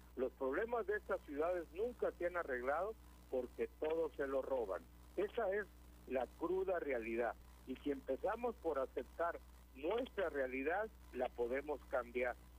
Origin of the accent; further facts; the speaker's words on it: Michoacán, Mexico; now in California, United States; yo soy de Michoacán